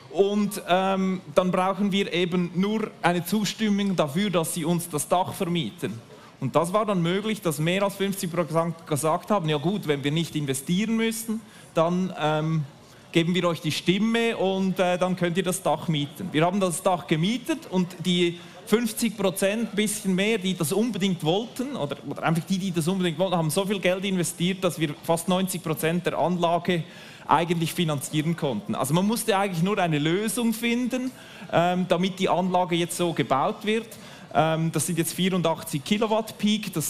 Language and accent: German; Nidwalden, Switzerland; Bei mir ist es so, ich komme aus dem Kanton Nidwalden, und als ich aufgewachsen bin, ging es darum, den Atommüll bei uns im Kanton zu versorgen.